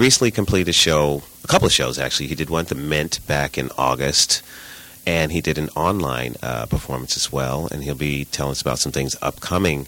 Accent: New York, United States; I'm from New York

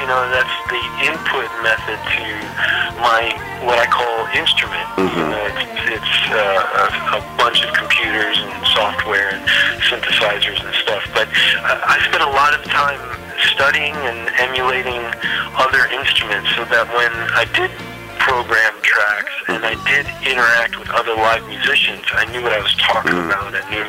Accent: St. Louis, Missouri, United States; I'm originally from St. Louis, Missouri.

